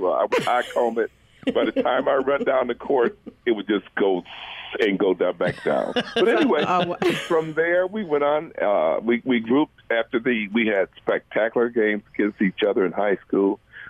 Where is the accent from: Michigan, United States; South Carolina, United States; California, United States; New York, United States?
Michigan, United States; Kalamazoo; born there; also born or lived in Lansing; And I was born in Kalamazoo. Moved here, and Sam, he was born here in Lansing.